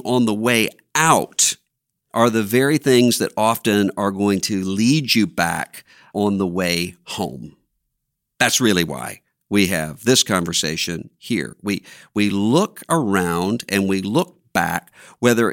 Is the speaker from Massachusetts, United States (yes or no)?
no; Biloxi, Mississippi, United States; moved away; I went back to my hometown for the first time since the hurricane had come ashore in Biloxi, Mississippi